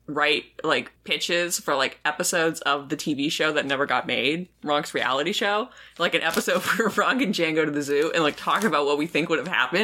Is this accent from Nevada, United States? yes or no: yes; Las Vegas, Nevada, United States; growing up in Vegas